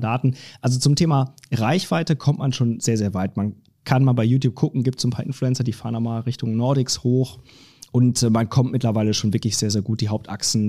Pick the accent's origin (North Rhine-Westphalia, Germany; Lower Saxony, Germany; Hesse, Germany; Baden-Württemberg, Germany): Lower Saxony, Germany; moved away as an adult; also born or lived in Cologne / Munich / Stuttgart; now in Frankfurt, Germany; Ich komme eigentlich aus Niedersachsen, ah. also ganz hoch, genau, wo man, wo man quasi das, das reinste Deutsch spricht.